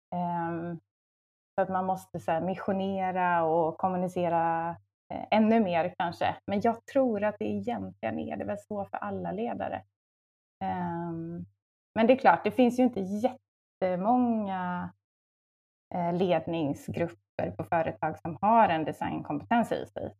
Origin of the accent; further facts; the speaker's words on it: Varberg, Halland County, Sweden; moved away as an adult; also born or lived in Luleå; now in Stockholm, Sweden; jag är från eh, västkusten, från Varberg.